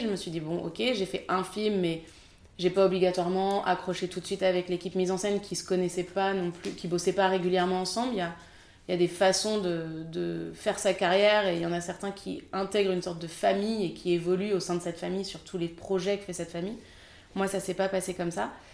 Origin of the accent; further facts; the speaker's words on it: France; je suis française